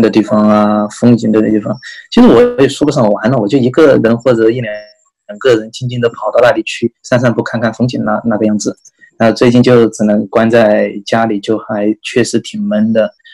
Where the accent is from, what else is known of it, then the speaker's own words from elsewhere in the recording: China; 像我们作为中国人